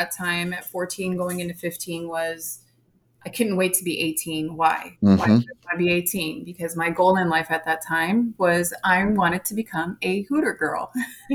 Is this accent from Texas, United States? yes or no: yes; San Antonio, Texas, United States; I grew up here in San Antonio, Texas